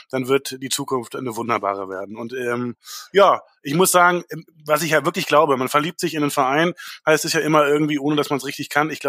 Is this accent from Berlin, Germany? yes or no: yes; Berlin, Germany; nee, nicht vom Niederrhein, äh, quasi gebürtiger Berliner.